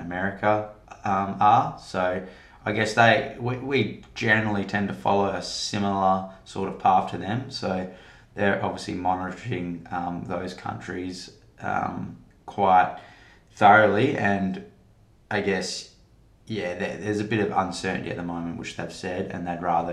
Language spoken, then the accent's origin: English; Western Australia, Australia; my home state of Western Australia